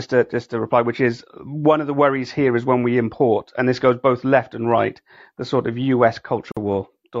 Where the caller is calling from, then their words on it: United Kingdom; I'm obviously, probably judging by my accent, I'm calling from the UK.